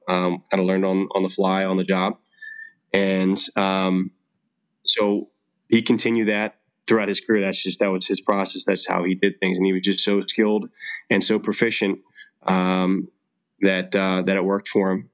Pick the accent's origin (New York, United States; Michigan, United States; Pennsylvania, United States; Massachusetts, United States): Pennsylvania, United States; Philadelphia; I'm born and raised in Philadelphia, Pennsylvania